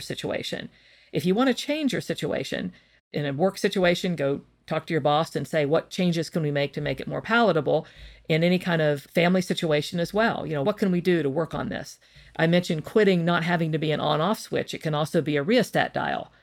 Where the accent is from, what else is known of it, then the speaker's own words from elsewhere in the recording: West Virginia, United States; I come from West Virginia, and I think it's a very hardworking state filled with hardworking people. Maybe that's the West Virginian me talking